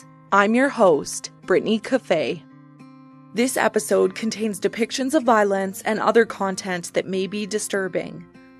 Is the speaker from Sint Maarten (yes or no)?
no; Saskatchewan, Canada; Shell Lake is about a 40-minute drive from my hometown.